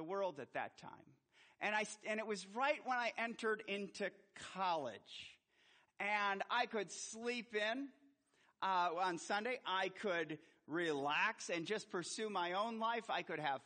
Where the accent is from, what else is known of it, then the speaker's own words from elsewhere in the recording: Milwaukee, Wisconsin, United States; I was born in Milwaukee, Wisconsin